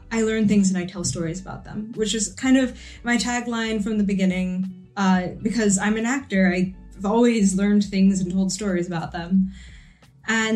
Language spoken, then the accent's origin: English; New York, United States; I'm from New York. I grew up here. I live here.